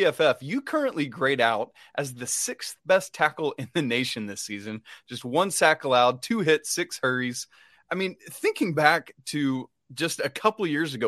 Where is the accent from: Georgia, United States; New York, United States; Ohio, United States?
Georgia, United States; Atlanta; I grew up in Atlanta.